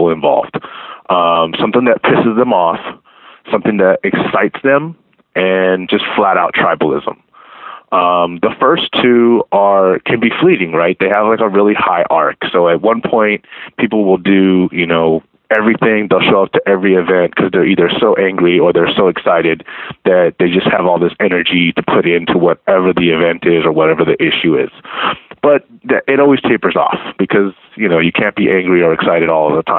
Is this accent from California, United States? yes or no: yes; Baldwin Park, California, United States; I grew up in Baldwin Park, which is a city about 18 miles east of downtown.